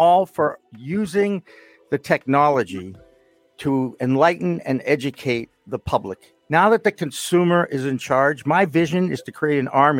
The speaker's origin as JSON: {"language": "English", "town": "Boston", "region": "Massachusetts", "country": "United States", "said": "yes, I am from Boston, not Boston."}